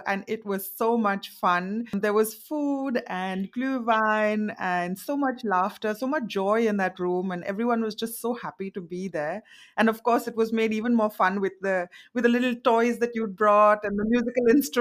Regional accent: India; first language Marathi; English is a second language; now in Germany; I am an Indian mother living in Germany

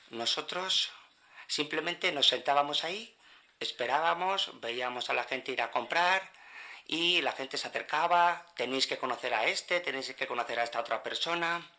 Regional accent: Colombia; Yo no soy de España, yo soy colombiana.

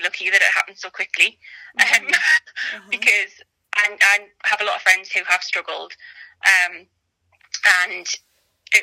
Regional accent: North East England, United Kingdom; as you can probably tell from my accent, I'm in the northeast. Live in South Tyneside, born and bred northeast.

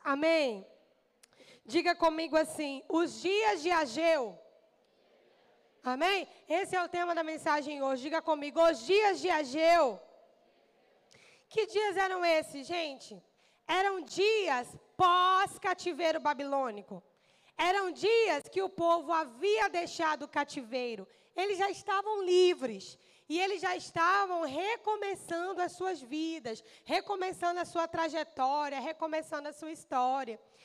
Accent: Brazil; Nós somos a nação brasileira, nós somos brasileiros

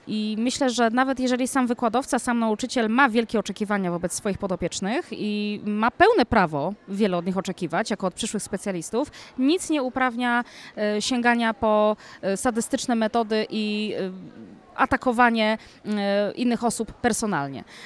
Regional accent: Poland; jestem, jestem Polką

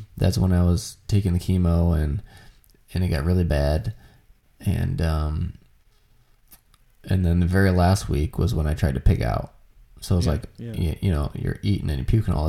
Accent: Canada; I'm from Canada

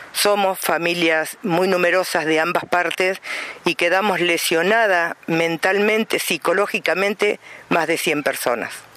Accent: Santa Rosa, La Pampa, Argentina; de Santa Rosa La Pampa

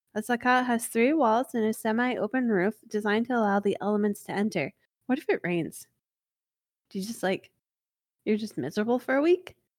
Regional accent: United States; I'm not English, I'm American

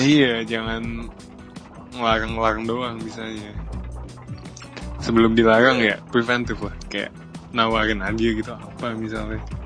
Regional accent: Bekasi, West Java, Indonesia; Saya dari Bekasi

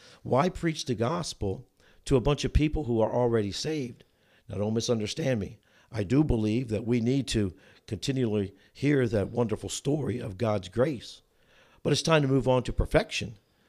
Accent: New Jersey, United States; moved away as an adult; also born or lived in Chicago, Illinois; now in Union, Missouri, United States; I was born and raised in New Jersey, went to college in the greater Chicagoland area.

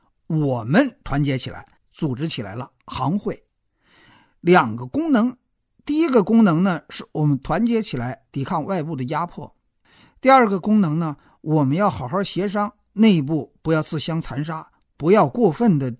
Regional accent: China; 就像我们中国人不太知道志愿组织是个什么东西一样

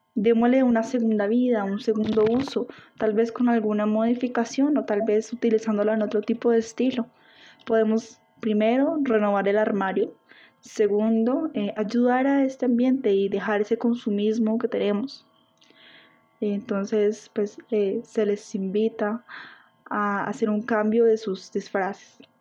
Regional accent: Colombia

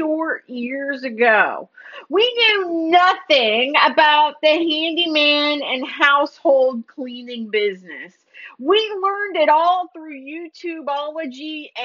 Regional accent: Missouri, United States; moved away as an adult; now in Texas, United States; I'm from Missouri

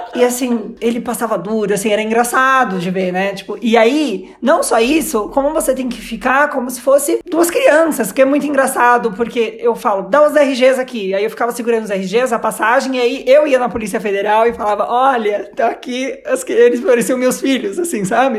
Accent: Brazil; eu sou do Brasil e não falo muito bem espanhol.

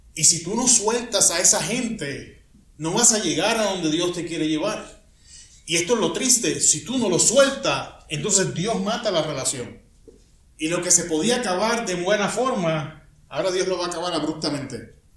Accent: Puerto Rico; moved away; Yo soy puertorriqueño

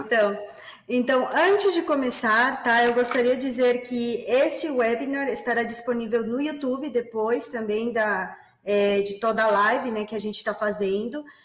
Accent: Peru; Portuguese is a second language; moved away as an adult; now in Brazil; eu nasci no Peru, portanto, este sotaque diferenciado acompanhará vocês nos próximos minutos, né? É, eu moro no Brasil desde 2013

